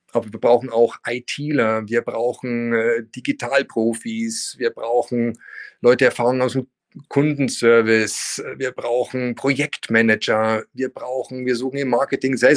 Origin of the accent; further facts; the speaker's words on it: Munich, Bavaria, Germany; moved away as an adult; also born or lived in France / Spain; in meine Heimatstadt der München